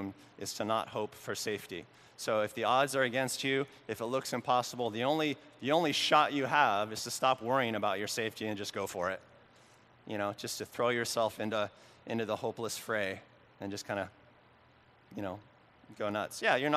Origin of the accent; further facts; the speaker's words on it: Oregon, United States; the little town where I grew up in Oregon